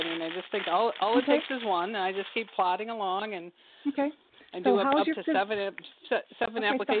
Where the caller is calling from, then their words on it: Michigan, United States; Yeah, I'm calling from Michigan.